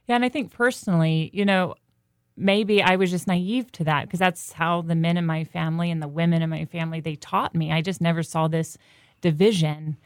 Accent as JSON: {"language": "English", "region": "North Carolina", "country": "United States", "said": "I was from North Carolina"}